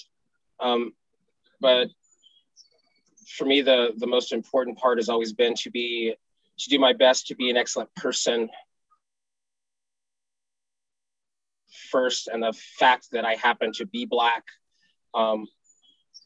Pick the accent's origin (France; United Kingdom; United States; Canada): United States; Los Angeles, California; I grew up in South Central Los Angeles, where Inglewood and LA meet on Crenshaw Boulevard, 67th Street